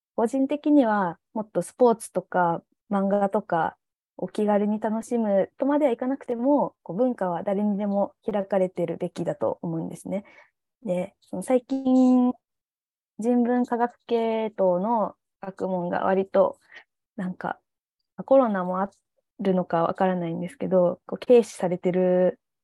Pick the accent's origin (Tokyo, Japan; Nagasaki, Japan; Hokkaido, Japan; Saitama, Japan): Nagasaki, Japan; 長崎出身